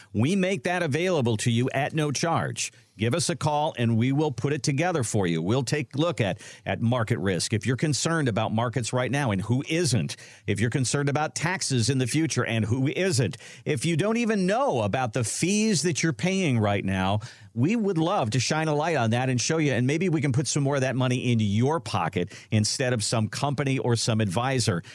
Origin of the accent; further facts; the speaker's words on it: Minnesota, United States; now in Ohio, United States; I grew up in Minnesota